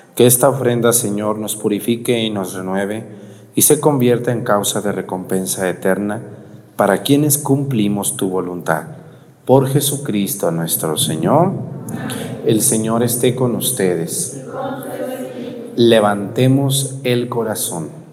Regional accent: Jalisco, Mexico; mi pueblo

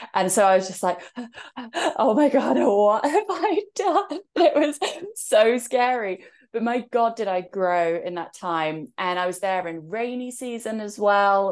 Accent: England, United Kingdom; So, I'm in England right now, and that's also where I was born, as you could tell from my accent

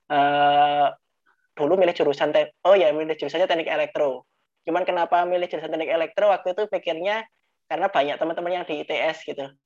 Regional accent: Mojokerto, East Java, Indonesia; moved away as an adult; also born or lived in Surabaya; Saya ini asli Mojokerto, Jawa Timur.

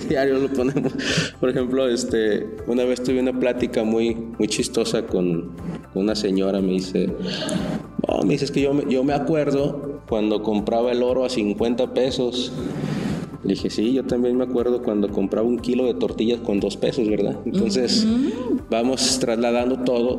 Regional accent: Mexico; nosotros mismos como mexicanos

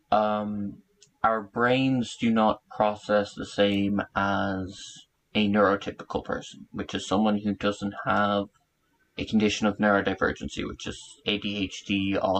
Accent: Ireland; accent: Irish; now I project a lot of like my Irish accent and whatnot, but if you talk to any Irish person, I don't have an accent. And I'm what my mother would say Americanized because of the oh, colloquialism terms I use and whatnot.

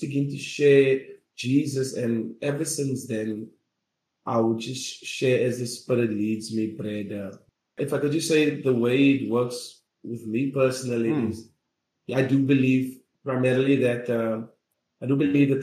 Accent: Grahamstown, Eastern Cape, South Africa; also born or lived in East London; I am from Grahamstown, and I got a job in East London

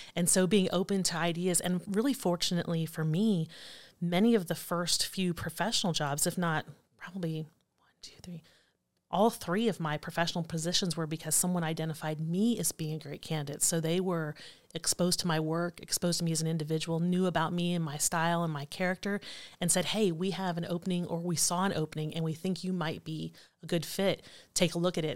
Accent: Allen County, Ohio, United States; born and raised in Allen County

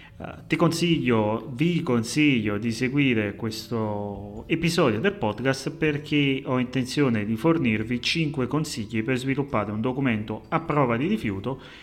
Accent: Naples, Campania, Italy; accent: Neapolitan; come potete avvertire, la mia cadenza napoletana

